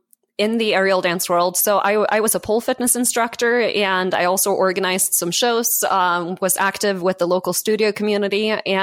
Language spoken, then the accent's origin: English; Norway; English is a second language; moved away as an adult; now in Colorado, United States; But I moved from Norway to Colorado in 2010 and found myself with my degree from Norway not actually converting to the US.